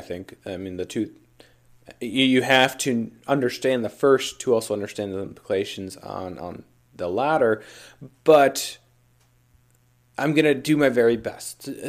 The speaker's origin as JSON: {"language": "English", "region": "Minnesota", "country": "United States", "said": "Minnesota, you know, my home state"}